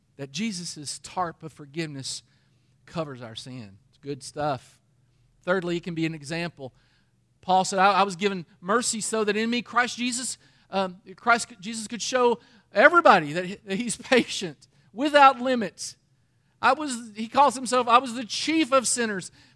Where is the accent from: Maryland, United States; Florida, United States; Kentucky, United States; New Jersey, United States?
Kentucky, United States; Danville; I'm from Danville, Kentucky, and that kinda thing gets around in a little town